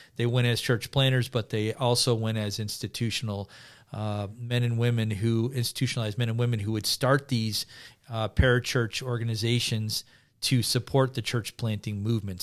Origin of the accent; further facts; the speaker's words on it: United States; coming as an American